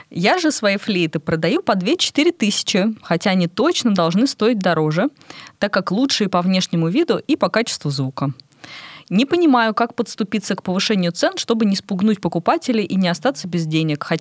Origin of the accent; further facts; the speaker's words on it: Togliatti, Samara Oblast, Russia; Я из Тольятти.